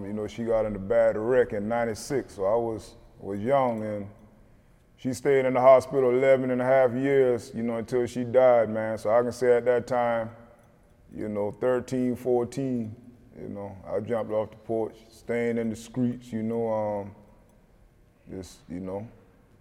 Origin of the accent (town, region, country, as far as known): South Carolina, United States; born or raised there